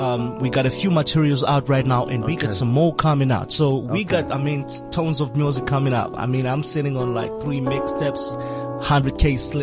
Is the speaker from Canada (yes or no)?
no; Malawi; moved away; all the way from the warm heart of Africa, Malawi.